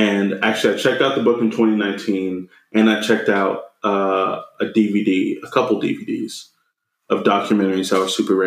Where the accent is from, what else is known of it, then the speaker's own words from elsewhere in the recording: Friendswood, Texas, United States; now in Pittsburgh, United States; the library in my hometown in Friendswood, Texas, was never lacking for anything